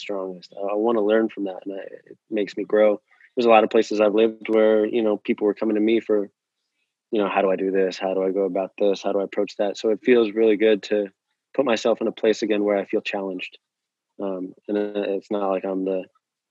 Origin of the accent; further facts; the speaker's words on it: Jackson, Wyoming, United States; moved away as an adult; also born or lived in New Jersey; now in Nashville, United States; I grew up mainly in Wyoming, in Jackson, right outside of Yellowstone